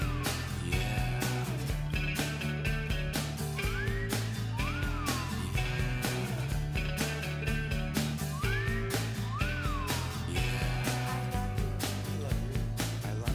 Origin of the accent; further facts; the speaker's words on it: South Carolina, United States; we are from South Carolina